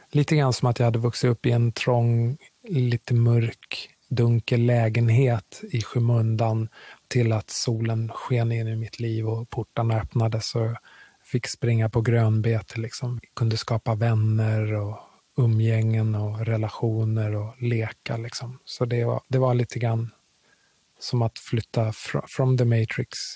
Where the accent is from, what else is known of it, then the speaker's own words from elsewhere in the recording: Kinshasa, DR Congo; born there; jag är född i Kongo, Kinshasa, huvudstaden i Kongo. Uh, av eh, svensk far och kongolesisk mor.